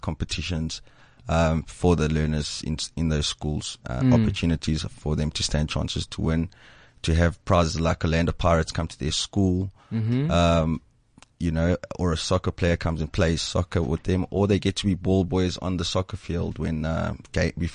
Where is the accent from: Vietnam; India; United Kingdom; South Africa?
South Africa; East Rand, Johannesburg, Gauteng; also born or lived in Soweto; I grew up made in the suburbs, in the East Rand, south of Johannesburg, East South